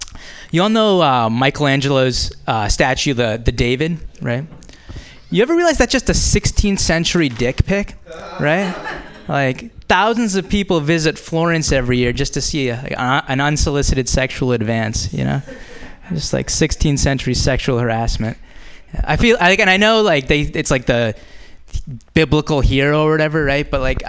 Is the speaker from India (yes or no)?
yes; India; now in United States; go back to Pakistan. And I'll be like, actually, I'm Indian.